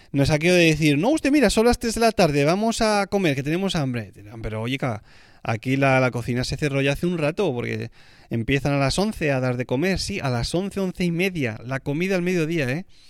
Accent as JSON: {"language": "Spanish", "country": "Spain", "said": "como español que soy"}